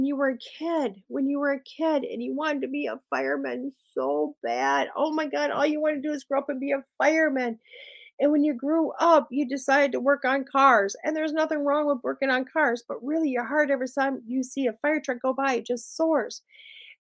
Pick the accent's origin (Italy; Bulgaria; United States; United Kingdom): United States; Wisconsin; I'm from Wisconsin